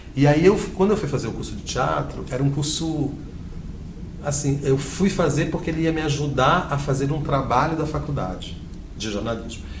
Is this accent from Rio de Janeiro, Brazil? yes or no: yes; Rio de Janeiro, Brazil; moved away as an adult; also born or lived in Belém, Pará; now in São Paulo, Brazil; no Rio de Janeiro, que é onde eu fui criado